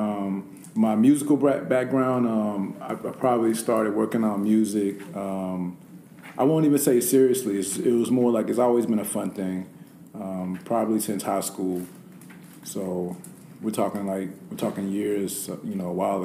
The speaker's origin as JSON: {"language": "English", "town": "Winston-Salem", "region": "North Carolina", "country": "United States", "tie": "born or raised there", "also_born_or_lived": "Richmond, Virginia", "moved": "as an adult", "said": "I'm from Winston-Salem, North Carolina. I was born and raised there"}